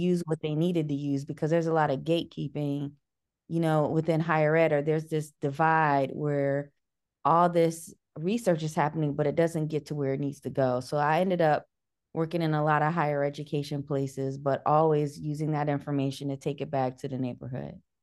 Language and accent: English; Cleveland, Ohio, United States; I'm from Cleveland